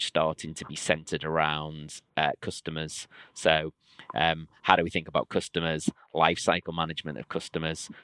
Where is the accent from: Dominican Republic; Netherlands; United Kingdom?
United Kingdom; Liverpool, North West England; my hometown of Liverpool